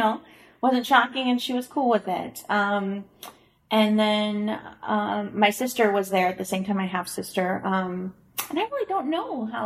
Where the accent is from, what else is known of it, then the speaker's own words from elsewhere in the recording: Springfield, Illinois, United States; moved away; also born or lived in Chicago; I'm from Springfield, Illinois